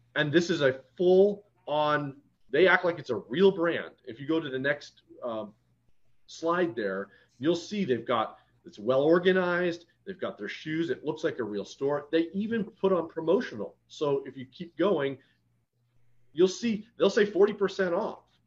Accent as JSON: {"language": "English", "town": "Detroit", "region": "Michigan", "country": "United States", "moved": "yes", "said": "I'm originally from Detroit"}